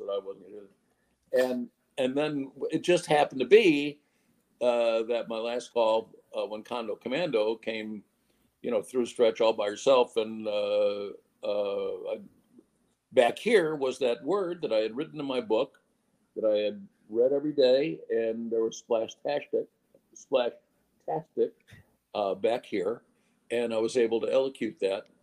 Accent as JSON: {"language": "English", "country": "Ireland", "said": "but I'm Irish. We like to tell stories"}